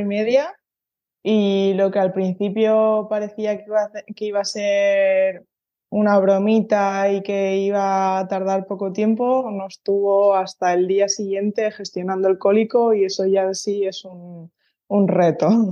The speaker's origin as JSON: {"language": "Spanish", "town": "San Cristóbal de La Laguna", "region": "Canary Islands", "country": "Spain", "moved": "as an adult", "lives_now": "Basque Country, Spain", "said": "yo soy de Tenerife, ¿no? De un, de un barrio de, La Laguna."}